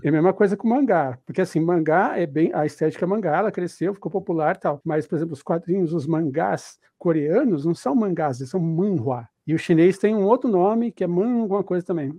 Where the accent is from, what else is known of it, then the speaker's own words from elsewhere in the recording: Ponta Grossa, Paraná, Brazil; now in São Paulo, Brazil; eu sou de Ponta Grossa